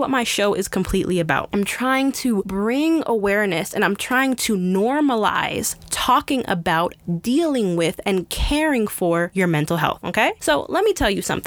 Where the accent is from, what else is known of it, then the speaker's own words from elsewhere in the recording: United States; Us as an American society